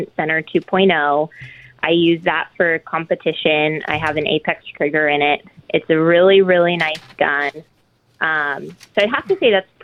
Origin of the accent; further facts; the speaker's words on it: just outside of Chicago, Illinois, United States; I was raised just outside of Chicago